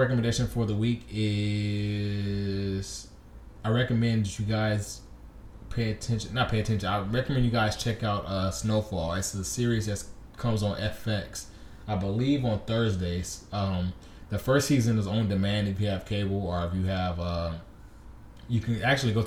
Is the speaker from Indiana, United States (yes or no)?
no; Compton, California, United States; moved away; my hometown, Compton